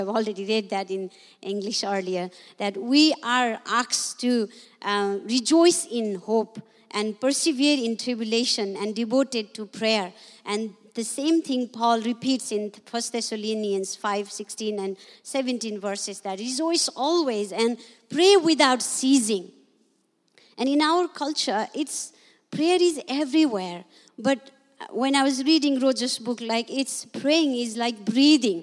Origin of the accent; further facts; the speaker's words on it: Nepal; English is a second language